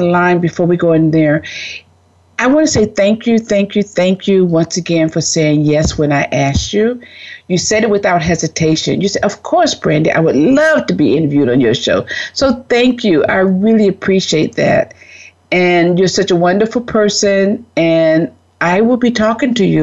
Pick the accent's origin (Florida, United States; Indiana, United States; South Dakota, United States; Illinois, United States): Florida, United States; I'm from Florida, so I know about the South